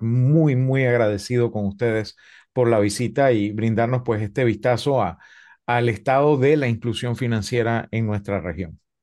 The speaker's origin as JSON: {"language": "Spanish", "country": "Panama", "said": "desde mi perspectiva como panameño"}